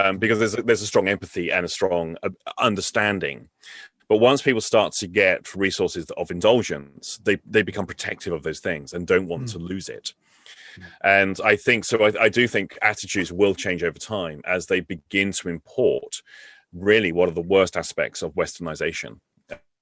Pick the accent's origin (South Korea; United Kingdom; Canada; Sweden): United Kingdom; England; I'm English.